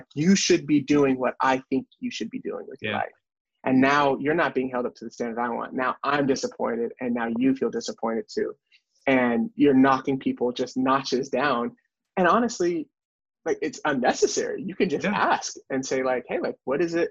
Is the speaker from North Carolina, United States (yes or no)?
yes; North Carolina, United States; we have growing up in North Carolina